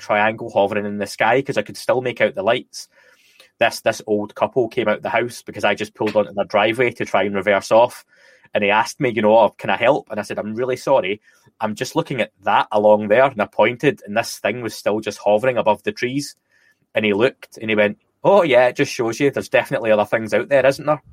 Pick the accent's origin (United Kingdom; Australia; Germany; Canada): United Kingdom; Scotland; now in North of England, United Kingdom; I'm Scottish, as people can probably tell from the dodgy accent